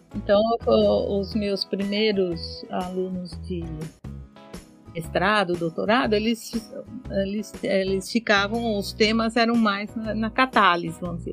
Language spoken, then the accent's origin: Portuguese; São Paulo, Brazil; also born or lived in Rome; eu sou paulistana, né, nascida em São Paulo, moro em São Paulo